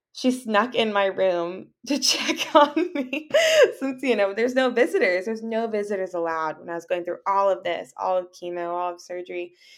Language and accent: English; Southern California, United States; I'm from Southern California, and I am a writer